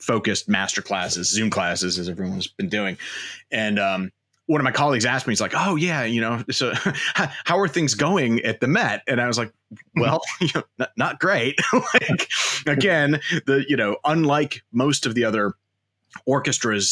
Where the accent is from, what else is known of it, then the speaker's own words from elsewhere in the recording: Chaska, Minnesota, United States; moved away as an adult; also born or lived in Central Illinois / Santa Barbara, California; I grew up in Chaska, Minnesota